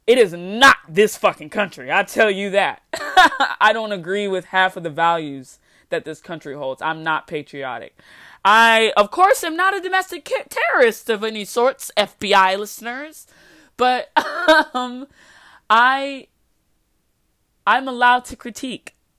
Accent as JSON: {"language": "English", "country": "United States", "tie": "born or raised there", "said": "I'm an American citizen by paper, by birthright, but I don't feel American"}